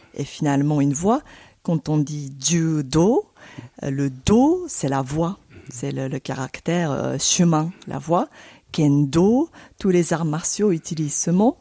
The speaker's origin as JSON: {"language": "French", "region": "Tokyo", "country": "Japan", "tie": "born or raised there", "second_language": "French", "moved": "as an adult", "lives_now": "Paris, France", "said": "redeviens tokyoïte, comme si j'avais jamais quitté ma ville natale"}